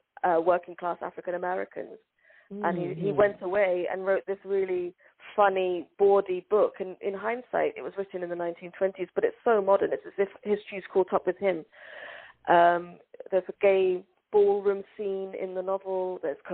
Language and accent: English; London, United Kingdom; English is a second language; also born or lived in Hargeisa, Somaliland; I came to England when I didn't speak any English and I couldn't read or write, and I hadn't gone to school because I was too young for the Somali schooling system